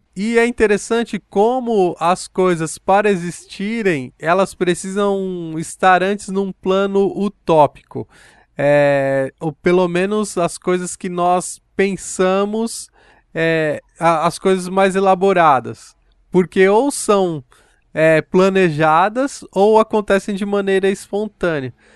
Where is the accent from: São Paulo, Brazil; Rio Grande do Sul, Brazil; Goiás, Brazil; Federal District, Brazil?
São Paulo, Brazil; no bairro onde eu cresci, no Parque Santa Madalena